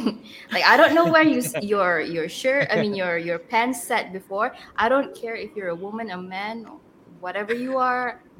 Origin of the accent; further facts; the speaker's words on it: Philippines; I'm very Filipino.